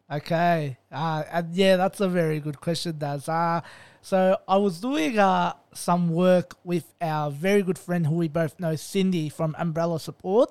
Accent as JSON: {"language": "English", "town": "Melbourne", "region": "Victoria", "country": "Australia", "tie": "born or raised there", "said": "I'm born and raised in Melbourne"}